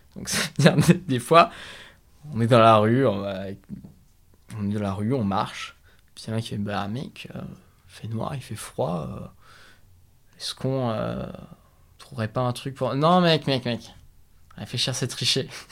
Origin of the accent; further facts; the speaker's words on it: France; on est tous les deux français